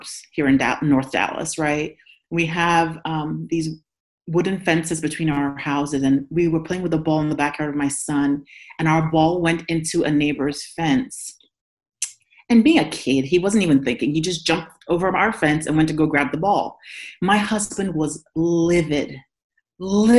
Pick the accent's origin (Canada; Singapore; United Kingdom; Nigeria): Nigeria; now in United States; In Nigeria, I'm from Nigeria, I'm not a minority